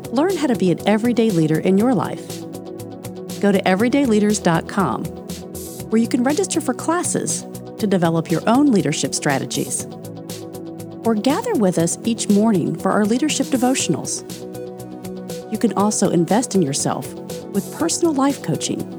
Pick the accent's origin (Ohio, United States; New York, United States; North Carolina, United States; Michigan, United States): Michigan, United States; Detroit; I went from a big town city girl in Detroit to uh, a small town little suburb in Indiana.